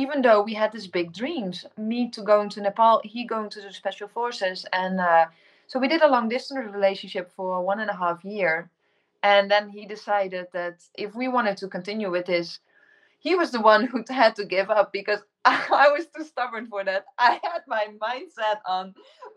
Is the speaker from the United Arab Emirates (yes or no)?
no; Netherlands; first language Dutch; English is a second language; moved away as an adult; also born or lived in Indonesia; I'm originally from the Netherlands.